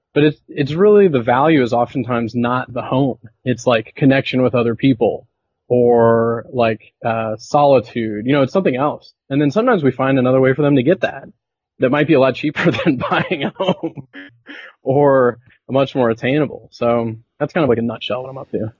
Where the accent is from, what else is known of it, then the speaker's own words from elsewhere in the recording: southern United States, United States; moved away as an adult; also born or lived in Venezuela; now in Belleville, Canada; I grew up in the States, grew up in the southern United States